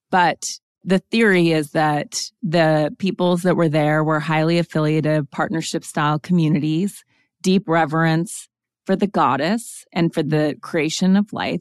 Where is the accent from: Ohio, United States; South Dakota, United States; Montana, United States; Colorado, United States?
Montana, United States; also born or lived in East Coast; now in Los Angeles, United States; I am from Montana, and I spent most of my formative years very much in nature